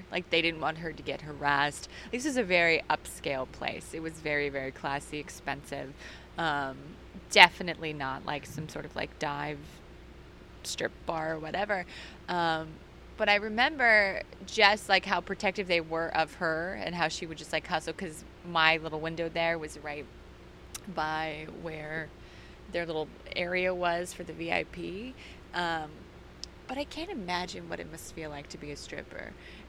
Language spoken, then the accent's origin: English; Kansas City, Missouri, United States; I remember, so I'm from Kansas City, Missouri.